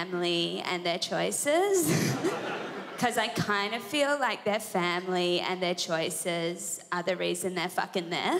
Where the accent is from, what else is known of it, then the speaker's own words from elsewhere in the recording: Sydney, New South Wales, Australia; I'm from Sydney, New South Wales, and I'm 24 years old.